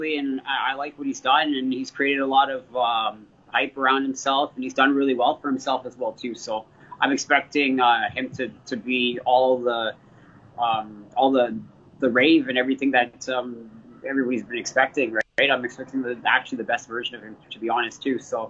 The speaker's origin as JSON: {"language": "English", "country": "Canada", "also_born_or_lived": "London, Ontario / Toronto", "said": "being a Canadian fighter"}